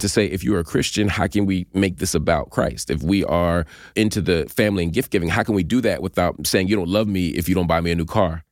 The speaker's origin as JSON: {"language": "English", "town": "Philadelphia", "region": "Pennsylvania", "country": "United States", "tie": "born or raised there", "said": "growing up in Philly"}